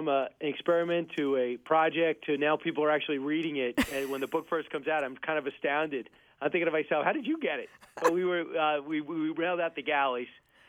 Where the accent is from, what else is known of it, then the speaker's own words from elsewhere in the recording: Long Island, New York, United States; when I grew up on Long Island